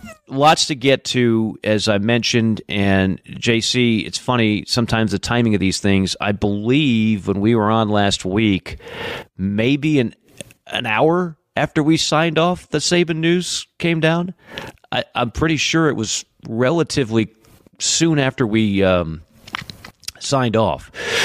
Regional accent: Atlanta, Georgia, United States; Pretty chilly here in my hometown of Atlanta as well

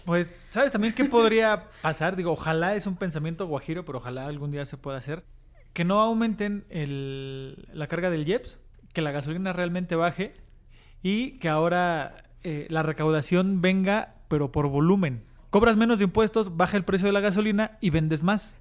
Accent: Mexico; los nuevos mexicanos que cada vez vamos siendo

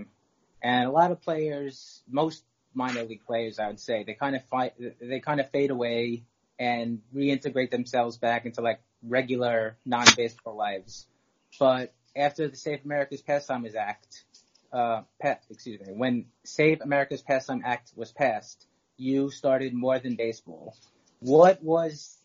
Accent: New York City, New York, United States; I'm from Brooklyn. I grew up a few stops away from Coney Island on the F train

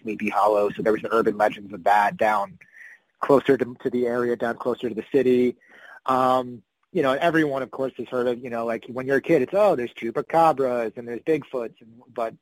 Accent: Woodstock, New York, United States; moved away as an adult; also born or lived in New Jersey; now in Los Angeles, United States; I'm actually from the town that the festival is named after

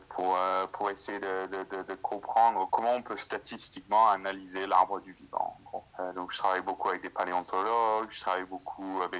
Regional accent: Occitania, France; also born or lived in Ireland / Australia / England; now in Sheffield, United Kingdom; Je suis du, euh, je suis du Gard près de Nîmes, en France. Et là, euh, j'ai pas mal, euh, j'ai habité euh, en Irlande, en Australie, en d'autres en Angleterre.

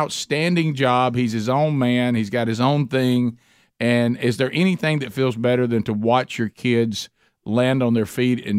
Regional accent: the South, United States; I'm from the South.

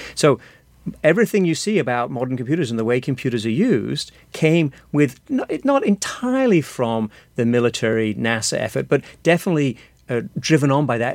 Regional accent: Sheffield, Yorkshire and the Humber, United Kingdom; moved away as an adult; now in United States; I'm from the north of England, from, from Sheffield

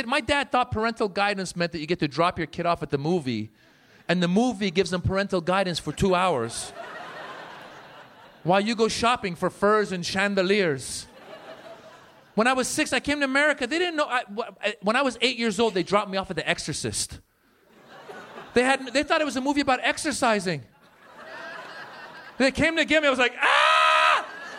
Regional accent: Northern California, United States; also born or lived in Iran; now in Los Angeles, United States; I actually grew up in Northern California.

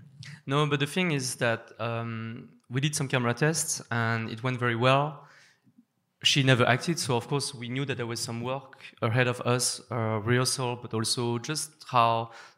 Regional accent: France; being an Asian French woman growing up in France.

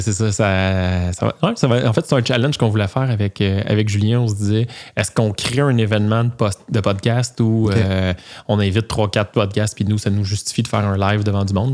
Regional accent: Joliette region, Quebec, Canada; moi puis mon co-animateur, on vient, de, la région de Joliette

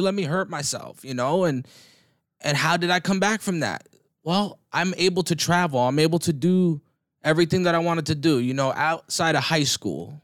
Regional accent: New Jersey, United States; I grew up in New Jersey. I grew up in North Jersey

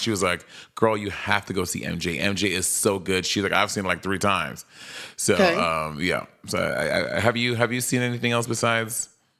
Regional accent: New York City, New York, United States; growing up in New York City

